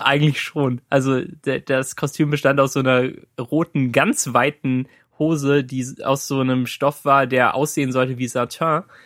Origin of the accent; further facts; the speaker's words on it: Cologne, North Rhine-Westphalia, Germany; moved away; in, in meiner Heimat war. Bei, und bei meinen Eltern